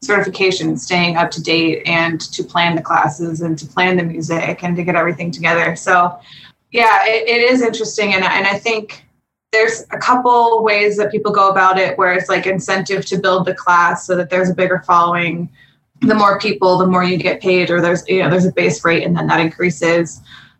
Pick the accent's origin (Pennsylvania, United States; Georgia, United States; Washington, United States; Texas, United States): Pennsylvania, United States; Pittsburgh; now in Los Angeles, United States; I grew up in Pittsburgh, Pennsylvania.